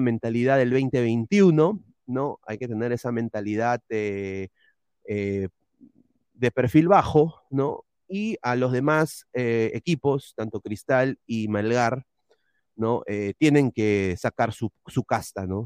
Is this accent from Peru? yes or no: yes; Peru; todos somos peruanos